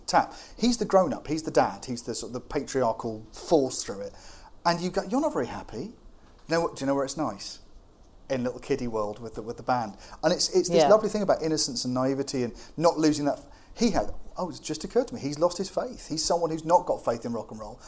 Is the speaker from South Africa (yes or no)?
no; United Kingdom; as a British person